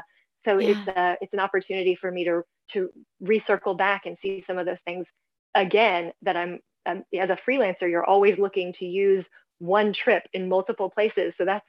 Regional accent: Lexington, Kentucky, United States; born there; also born or lived in Louisville / Frankfort; I was born in Lexington, but lived in Louisville and Frankfurt.

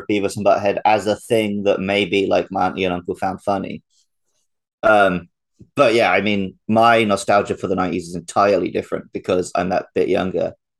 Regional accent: United Kingdom; I'm British

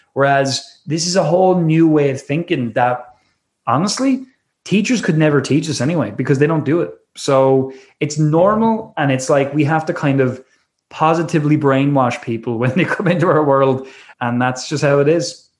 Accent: Wexford, Leinster, Ireland; also born or lived in Dublin; I left my hometown uh, called Wexford in Ireland and uh, I moved up to Dublin

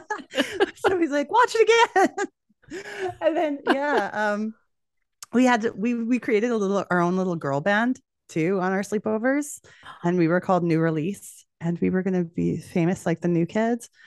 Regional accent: Edmonton, Alberta, Canada; I'm from Edmonton, which is Western Canada.

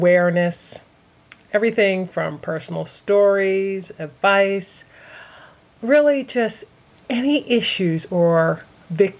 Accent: Philadelphia, Pennsylvania, United States; I'm originally from Philadelphia

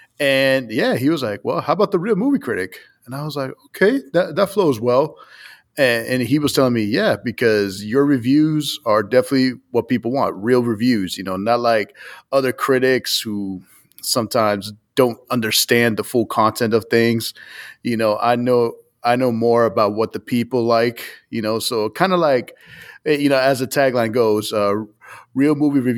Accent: Boston, Massachusetts, United States; a friend of mine that I've known for a while back home where I'm from Boston

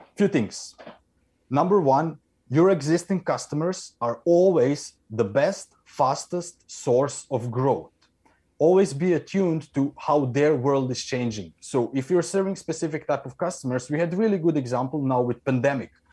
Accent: Croatia; now in Norway; I am in Norway, but I come from Croatia

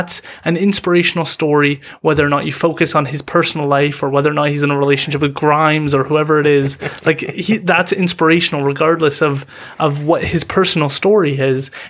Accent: Vancouver, British Columbia, Canada; First of all, being proud as a British Columbian, um, as a Vancouverite or, or whatever it is, to be proud of the people who are succeeding in your community, in your area.

